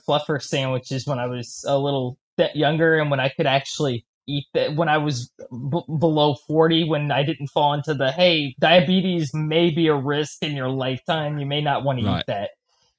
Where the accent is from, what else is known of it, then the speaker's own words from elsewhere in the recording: United States; I am from the United States and not from England.